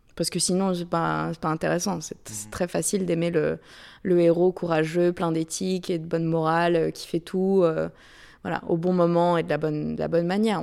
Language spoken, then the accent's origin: French; France; moved away as an adult; now in United States; je suis partie de la France, enfin, je suis sortie du, du, côté un peu guindé académique mmh. français pour, pour venir aux États-Unis